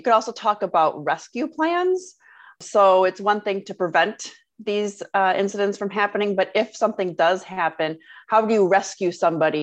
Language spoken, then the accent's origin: English; Michigan, United States; I grew up in Michigan